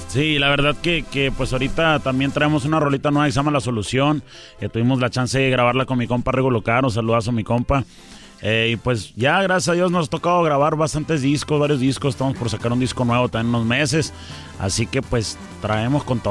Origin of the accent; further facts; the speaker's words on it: Tucson, Arizona, United States; also born or lived in Nogales, Sonora, Mexico; soy nacido en Tucson, Arizona, originario de Tucson, Arizona